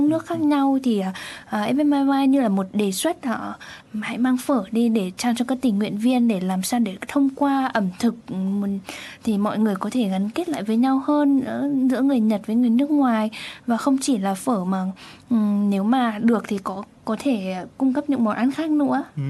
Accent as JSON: {"language": "Vietnamese", "country": "Vietnam", "moved": "yes", "lives_now": "Japan"}